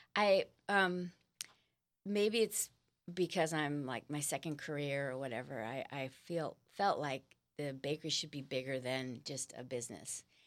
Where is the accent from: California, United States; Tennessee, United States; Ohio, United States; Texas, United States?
California, United States; Los Angeles; now in San Diego, United States; I'm from Los Angeles